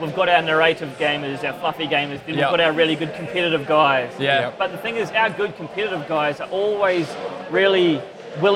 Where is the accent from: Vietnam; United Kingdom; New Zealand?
New Zealand; moved away as an adult; I'm from New Zealand